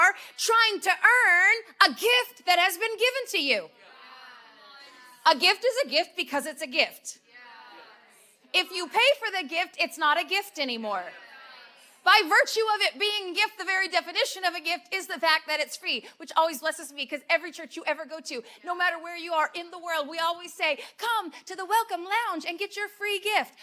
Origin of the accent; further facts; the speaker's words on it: Las Vegas, Nevada, United States; I'm from Vegas.